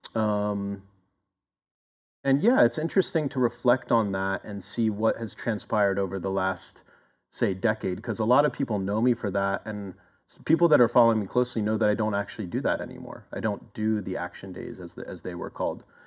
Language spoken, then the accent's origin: English; Philadelphia, Pennsylvania, United States; also born or lived in Oakland, California; now in California, United States; originally I'm from Philadelphia and I kind of made my way over here uh, over the past couple decades